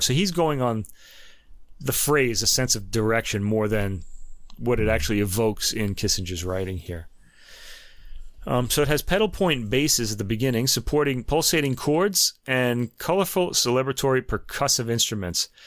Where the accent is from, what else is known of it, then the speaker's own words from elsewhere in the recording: United States; being American.